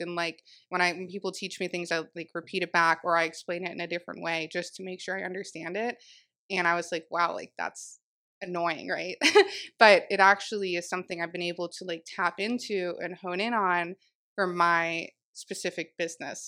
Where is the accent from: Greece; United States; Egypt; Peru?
United States; Jupiter, Florida; also born or lived in Palm Beach Gardens, Florida; I am born and raised in Jupiter, um, technically Palm Beach